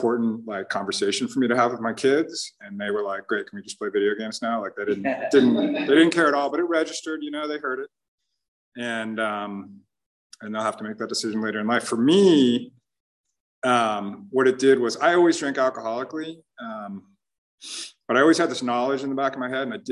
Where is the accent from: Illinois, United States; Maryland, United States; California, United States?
California, United States; South Orange County; I was born and raised here in South Orange County